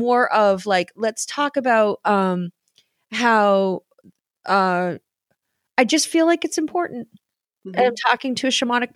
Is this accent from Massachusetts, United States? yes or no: yes; Boston, Massachusetts, United States; Those of us from Boston